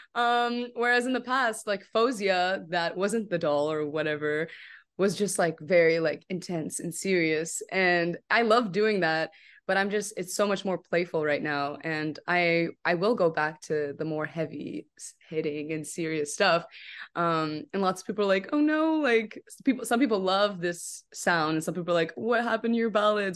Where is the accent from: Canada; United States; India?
Canada; also born or lived in Morocco; I'm from Canada